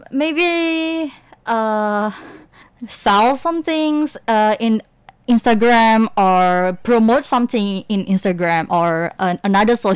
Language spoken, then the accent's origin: English; Indonesia; English is a second language; actually, because I'm Indonesian, mm-hmm. so last summer I would go back to my hometown